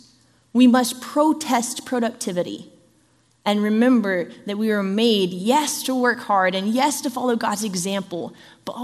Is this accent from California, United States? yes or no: yes; Southern California, United States; I grew up in Southern California, which is earthquake country.